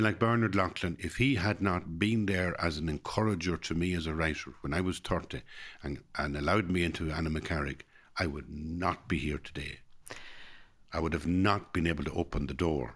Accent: Ireland

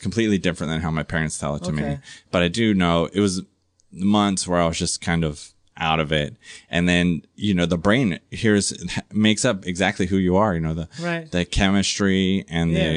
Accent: San Diego, California, United States; also born or lived in New Jersey; I had like the perfect childhood growing up in San Diego

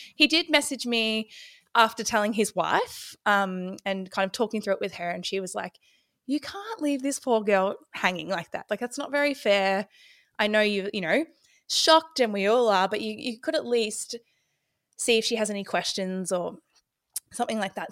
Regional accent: Ballarat, Victoria, Australia; I'm from Ballarat, Victoria.

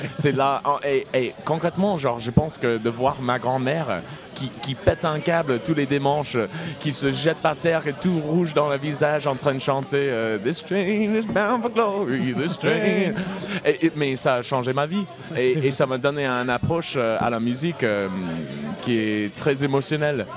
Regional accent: Indiana, United States; French is a second language; moved away as an adult; also born or lived in Brittany / Saint-Étienne; now in Toulouse, France; J'arrive de, de, Toulouse euh, aujourd'hui, mais j'ai grandi aux États-Unis, en Indiana

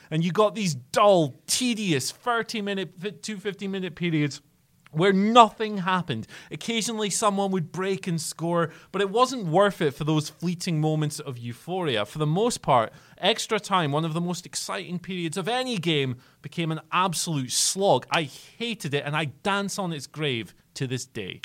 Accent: Scotland, United Kingdom; as a Scottish person

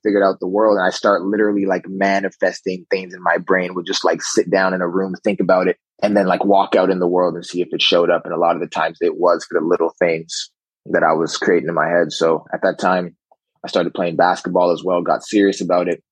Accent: Ottawa, Ontario, Canada; also born or lived in Newfoundland; I grew up in Ottawa, Canada. Was originally born in Newfoundland.

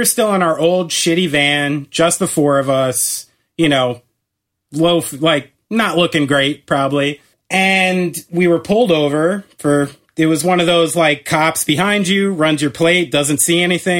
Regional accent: New Jersey, United States; we're from New Jersey.

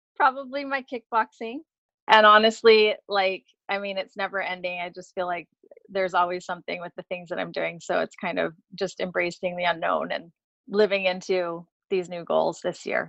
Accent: Hawaii, United States; I grew up in Hawaii

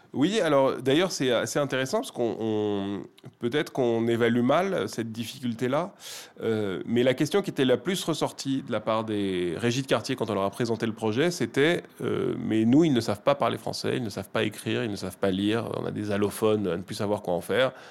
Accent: Paris, Île-de-France, France; je, suis né de parents libanais. donc, pour le dire très vulgairement, mon sang est 100% libanais, mais je suis né à Paris, j'ai grandi en France.

